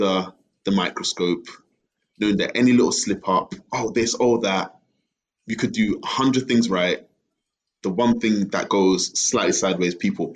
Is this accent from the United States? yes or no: no; Bury, North West England, United Kingdom; moved away as an adult; now in Ghana; I grew up in Bury. Bury. Greater Manchester